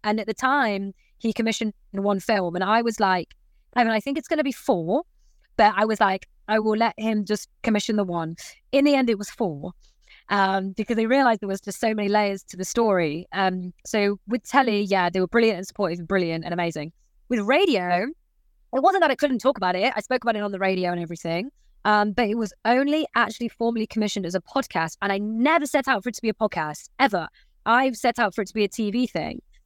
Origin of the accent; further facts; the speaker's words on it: Nottingham, East Midlands, United Kingdom; also born or lived in Leicester; I'm from Nottingham. I was born and bred in Nottingham, and I moved to Leicester to present the, sh- the breakfast show there